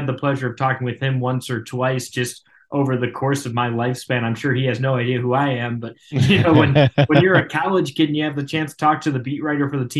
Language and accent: English; Cleveland, Ohio, United States; now in Columbia, United States; I grew up in Cleveland in the late 90s